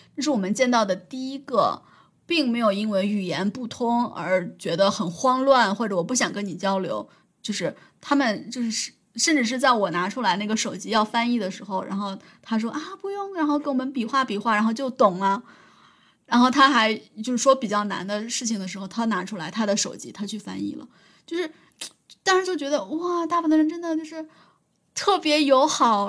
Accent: Henan, China; accent: Henan dialect; 我说普通话，我说河南话

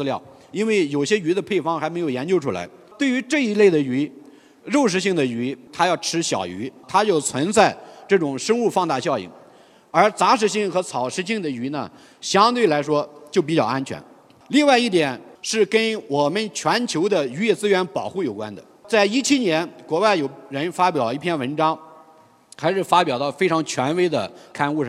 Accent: Guangdong, China; 而淡水鱼像这个青草鲢鳙，我们广东人几乎吃的很少。珠三角那里对草鱼还算比较认可。

